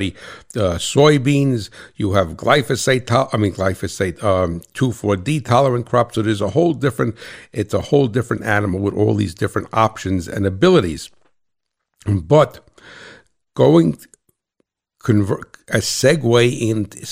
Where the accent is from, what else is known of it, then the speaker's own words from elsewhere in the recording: New Jersey, United States; I'm from Jersey